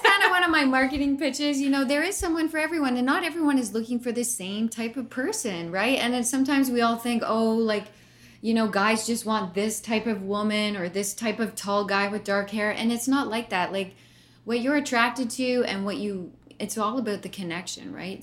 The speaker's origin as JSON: {"language": "English", "town": "Brantford", "region": "Ontario", "country": "Canada", "tie": "born or raised there", "said": "I grew up in Brantford, Ontario"}